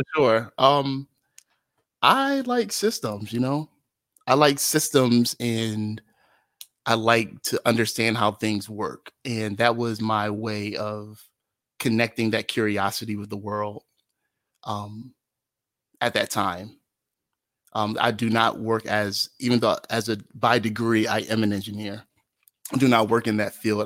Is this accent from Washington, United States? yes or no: no; Atlantic City, New Jersey, United States; moved away as an adult; also born or lived in Brigantine, New Jersey / Philadelphia, Pennsylvania; I was born and raised in Atlantic City, New Jersey.